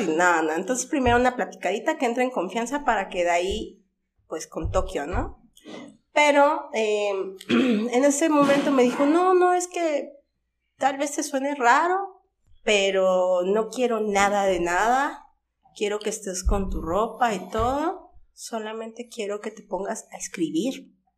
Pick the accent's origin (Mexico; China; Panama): Mexico; Xalapa, Veracruz; also born or lived in Puebla; Era pequeña cuando llegué por parte de mi familia